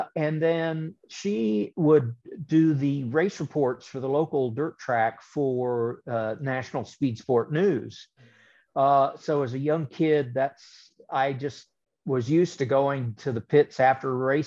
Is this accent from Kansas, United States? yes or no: yes; Topeka, Kansas, United States; they built Heartland Park Topeka, which was a giant road course / drag strip in my hometown